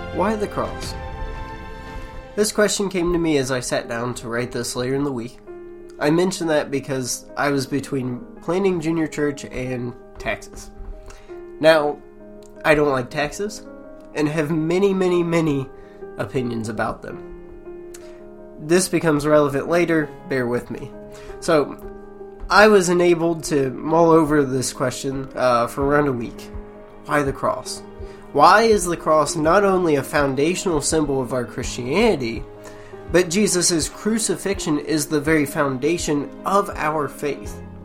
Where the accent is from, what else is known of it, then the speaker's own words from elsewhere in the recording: United States; being an American citizen